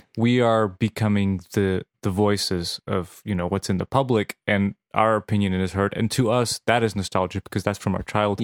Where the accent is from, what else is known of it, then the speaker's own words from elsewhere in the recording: Serbia; English is a second language; moved away; I grew up in Serbia